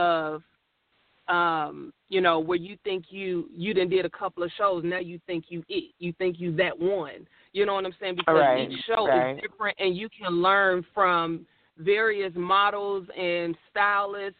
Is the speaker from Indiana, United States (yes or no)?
yes; Gary, Indiana, United States; now in Indianapolis, United States; I did some work back when I was at home because I'm originally from Gary, Indiana